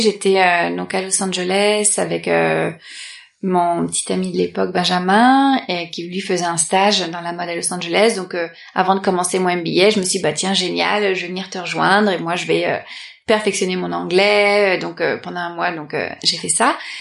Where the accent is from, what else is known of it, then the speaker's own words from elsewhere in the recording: Paris, Île-de-France, France; je suis née à Paris